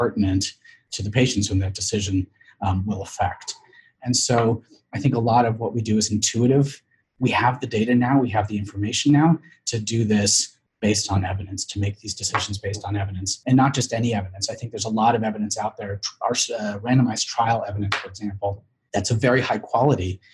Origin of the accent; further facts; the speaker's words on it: San Francisco, California, United States; I grew up in San Francisco